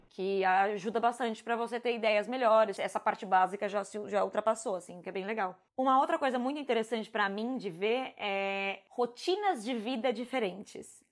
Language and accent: Portuguese; São Paulo, Brazil; moved away as an adult; São Paulo é muito a minha cidade